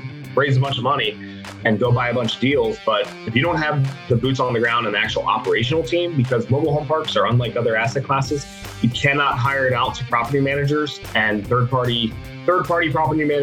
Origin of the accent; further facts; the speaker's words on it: Cincinnati, Ohio, United States; I'm from Cincinnati, Ohio. Grew up, you know, the traditional